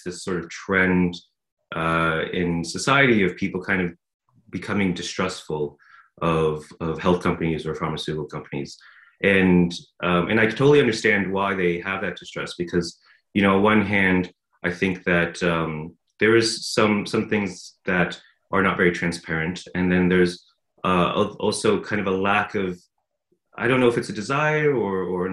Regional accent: Los Angeles, California, United States; moved away as an adult; also born or lived in Edinburgh, Scotland; now in Scotland, United Kingdom; I'm actually from Los Angeles, California

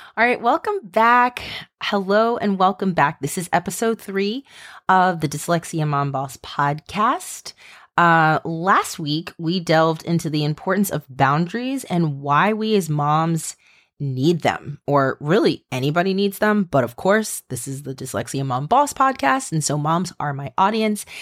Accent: Maryland, United States; you guys know I'm from Maryland

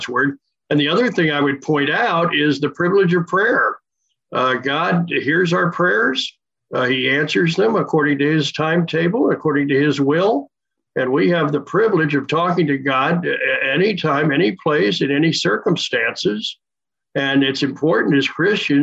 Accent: Wilmington, Delaware, United States; moved away as an adult; also born or lived in Winston-Salem, North Carolina / Spartanburg, South Carolina; now in Orlando, United States; I grew up in Wilmington, Delaware, and was a church-going kid

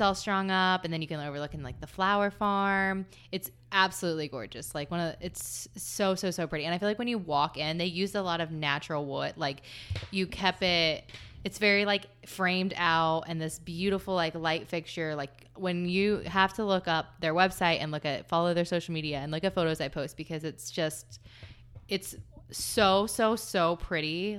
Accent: Southern Ohio, United States; now in Columbus, United States; I grew up in Southern Ohio where there were all these hills

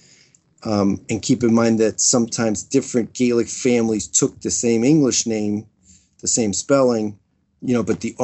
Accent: United States; growing up in America

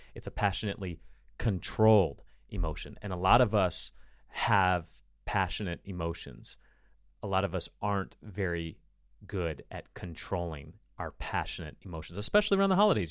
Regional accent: United States; as an American

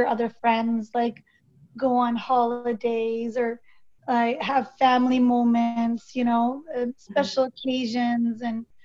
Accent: Victoria, British Columbia, Canada; also born or lived in Calgary / Surrey; I was born in Victoria. Then we moved to Calgary and then moved back to Surrey.

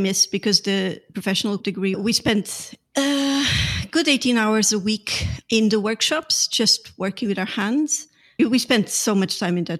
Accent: Lisbon, Portugal; I grew up in Lisbon. I'm Portuguese

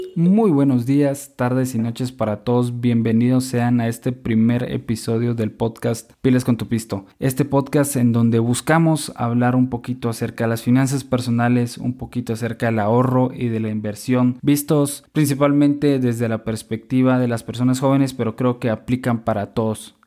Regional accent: Guatemala; also born or lived in Monterrey, Mexico; now in Mexico; soy guatemalteco

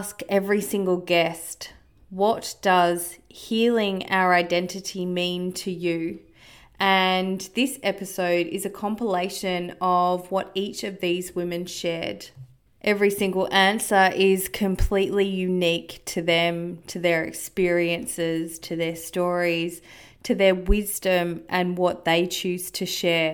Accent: Australia; Growing up in Australia, disconnected from my country and being immersed in my culture.

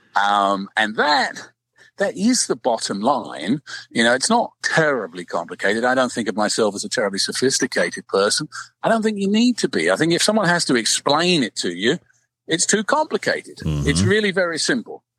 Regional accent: London, United Kingdom; moved away; I'm 12,000 miles away. I was from London

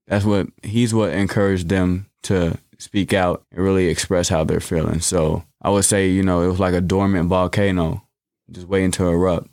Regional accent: Bloomington, Illinois, United States; I was born and raised here in Bloomington, Normal.

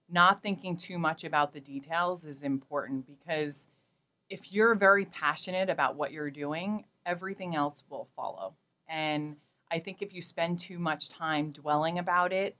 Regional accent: New York City, New York, United States; moved away as an adult; also born or lived in Portland, Oregon; I grew up in Queens and Brooklyn, where I never thought I'd ever leave New York

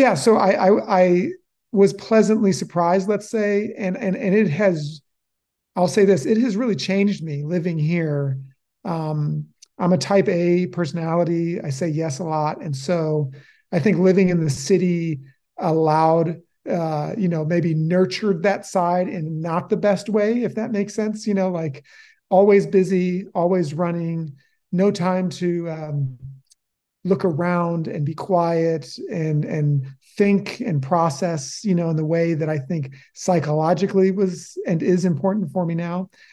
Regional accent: Oak Park, Illinois, United States; moved away as an adult; also born or lived in Chicago; now in Helvetia, United States; I was born in Chicago and then raised, uh, in a west sub-, suburb of Chicago called Oak Park, Illinois

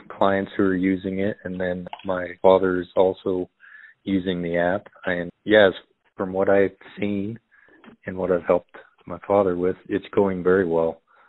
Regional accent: Cheyenne Wells, Colorado, United States; also born or lived in Burlington, Colorado; I grew up right here in Cheyenne Wells, Colorado. My family has a fourth generation farm that my father still operates.

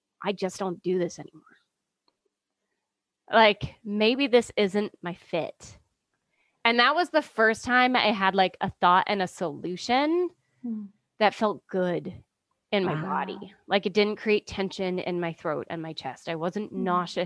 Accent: Ontario, Canada; moved away as an adult; also born or lived in Vancouver; I'm Canadian. I was born in Ontario

